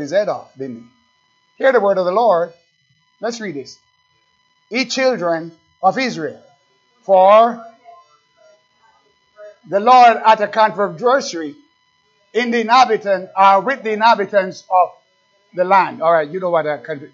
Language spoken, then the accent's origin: English; Jamaica; accent: Jamaican; That's my Jamaican accent